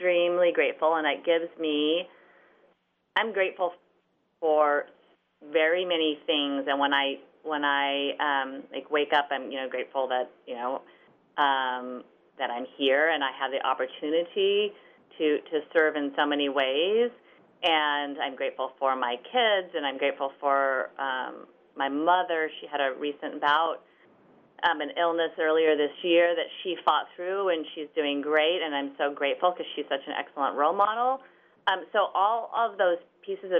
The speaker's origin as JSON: {"language": "English", "town": "St. Louis", "region": "Missouri", "country": "United States", "tie": "born or raised there", "moved": "yes", "lives_now": "Overland Park, United States", "said": "I grew up close. I grew up in St. Louis, 4 hours away."}